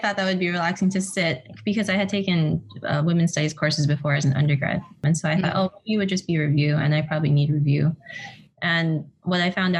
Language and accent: English; California, United States; we were both from California.